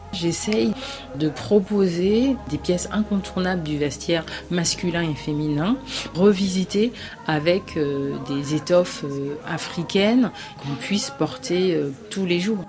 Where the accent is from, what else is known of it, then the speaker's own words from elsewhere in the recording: Paris, Île-de-France, France; Je suis née à Paris, mais j'ai gardé ce lien avec euh, mes racines.